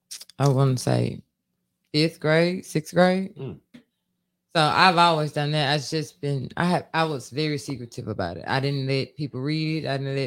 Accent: Cleveland, Mississippi, United States; I'm actually born and raised in Mississippi.

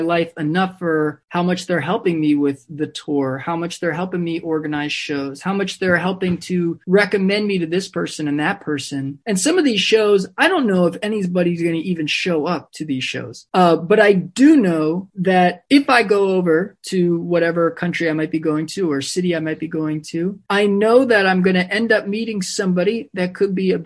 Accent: Maryland, United States; now in New York, United States; growing up in Maryland

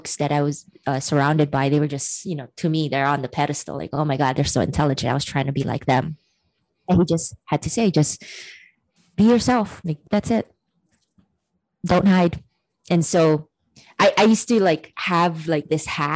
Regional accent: Hawaii, United States; moved away as an adult; also born or lived in San Francisco; in Hawaii, growing up in Hawaii, you're a very loving culture

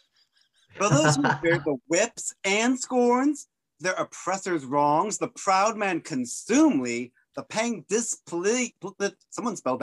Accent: Oregon, United States; I am from Oregon.

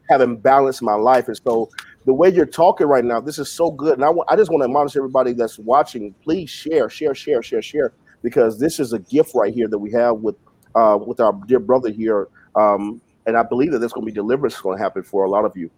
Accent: the South, United States; I grew up in the South.

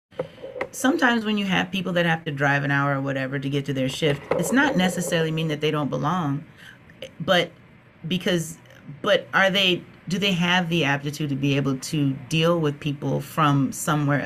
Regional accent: Minnesota, United States; also born or lived in Texas; I have lived in Texas, and I have lived, but I'm from Minnesota

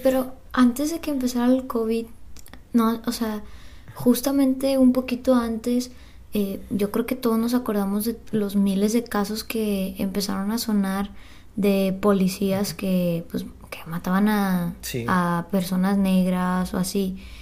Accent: Mexico; nosotros como mexicanos

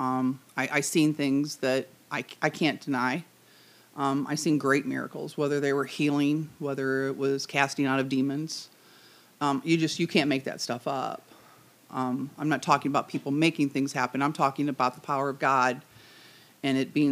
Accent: St. Louis, Missouri, United States; I was born in St. Louis, Missouri, on the south side, and when I came home from the hospital, I actually came home to my grandmother's house.

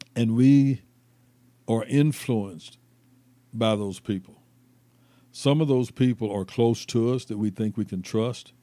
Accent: Mount Dora, Florida, United States; moved away as an adult; now in Nashville, United States; I'm from Mount Dora, Florida, mm-hmm. which is about 25 or 30 miles north of Orlando grew up, of course, in a predominantly black community

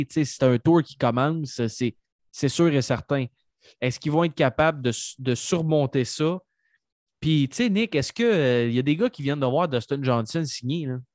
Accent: Trois-Rivières, Quebec, Canada; Je viens de Trois-Rivières.

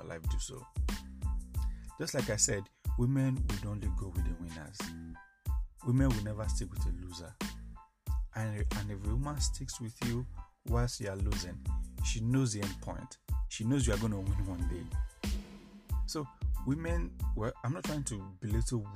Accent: Nigeria; as a Nigerian man

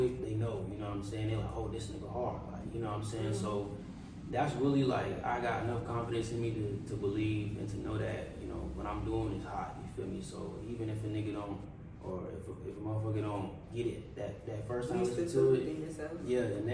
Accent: Raleigh, North Carolina, United States; also born or lived in Silver Spring, Maryland; I moved here when I was pretty young

